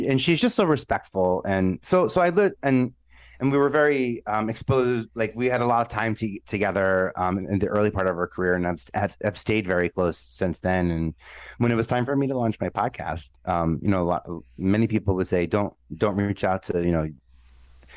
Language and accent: English; New York City, New York, United States; I'm a New Yorker. I'm an Italian boy from Staten Island